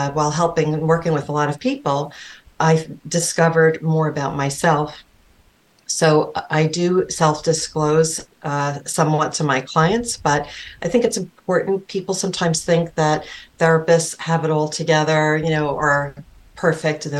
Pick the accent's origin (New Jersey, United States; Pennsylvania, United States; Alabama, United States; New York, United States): New York, United States; New York City; I grew up on Staten Island.